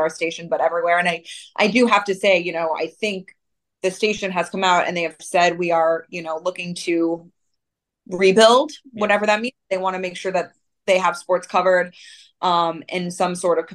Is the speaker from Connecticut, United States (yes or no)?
no; St. Louis, Missouri, United States; moved away; growing up in St. Louis